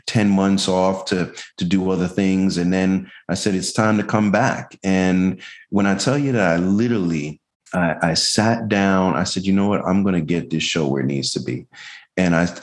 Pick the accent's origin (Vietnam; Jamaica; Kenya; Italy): Jamaica; now in Tampa, United States; I'm Jamaican